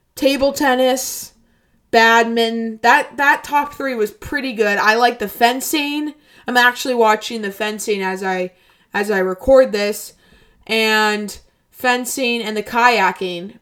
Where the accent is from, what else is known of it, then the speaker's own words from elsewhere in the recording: United States; I'm an American